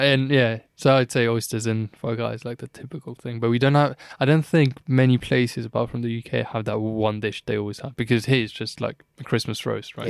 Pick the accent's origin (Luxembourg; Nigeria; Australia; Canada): Luxembourg; moved away; I was born in Luxembourg, grew up, like, around, you know, Luxembourgish people